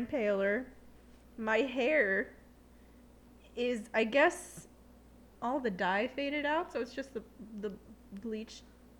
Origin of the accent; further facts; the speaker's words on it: Long Island, New York, United States; I'm from Long Island, but, like, I don't sound it.